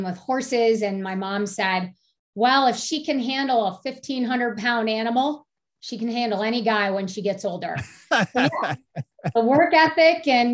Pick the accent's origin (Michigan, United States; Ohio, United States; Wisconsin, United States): Michigan, United States; Oxford; moved away as an adult; also born or lived in Baltimore, Maryland / Delaware; now in Colorado, United States; We moved to Michigan. My father was a physician. And so what was supposed to be a year of fellowship turned into 30 years and me growing up there.